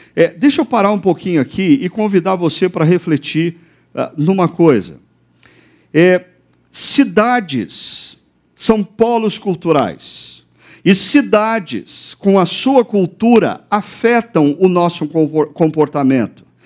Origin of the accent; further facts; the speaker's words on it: Brazil; nós brasileiros